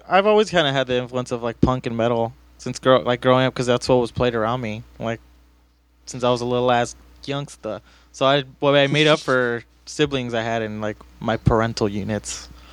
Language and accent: English; Los Angeles, California, United States; I grew up in East